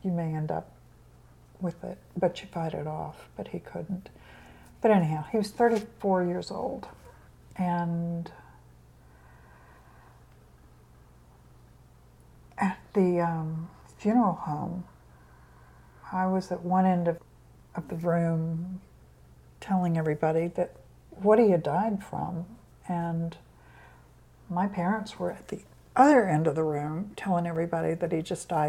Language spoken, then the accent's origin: English; Tennessee, United States; also born or lived in Indiana; I was born in Indiana. We moved to Tennessee, actually, when I was 10. Well, 9